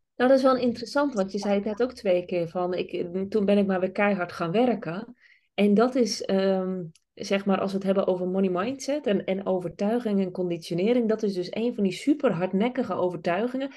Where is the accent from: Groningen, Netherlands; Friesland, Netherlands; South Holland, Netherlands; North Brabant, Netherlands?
Friesland, Netherlands; ik kom uit Friesland